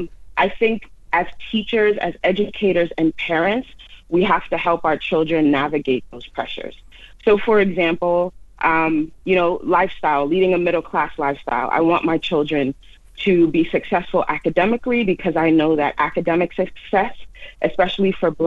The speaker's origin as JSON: {"language": "English", "country": "Jamaica", "moved": "yes", "lives_now": "United States", "said": "I was an immigrant to the United States, as it said in my social media tagline. I came from Jamaica."}